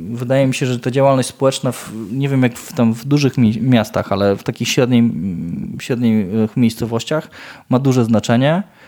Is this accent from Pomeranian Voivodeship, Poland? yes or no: no; Ełk, Warmian-Masurian Voivodeship, Poland; jestem z Ełku